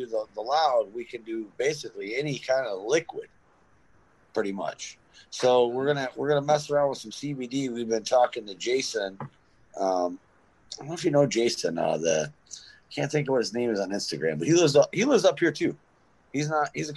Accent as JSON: {"language": "English", "town": "Detroit", "region": "Michigan", "country": "United States", "tie": "born or raised there", "lives_now": "Grayling, United States", "said": "I grew up in Detroit"}